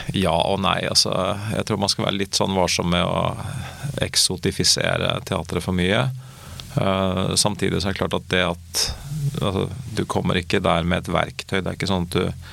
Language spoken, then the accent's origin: Norwegian; Oslo, Norway; jeg er fra Oslo og snakker sånn som jeg snakker